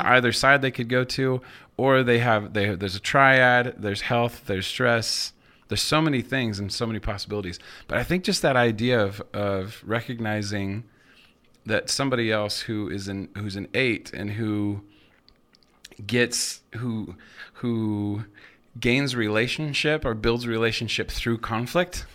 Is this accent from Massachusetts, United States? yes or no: no; Moscow, Idaho, United States; also born or lived in Seattle / Nampa / Nashville; now in Boise, United States; I grew up in Moscow, lived in Seattle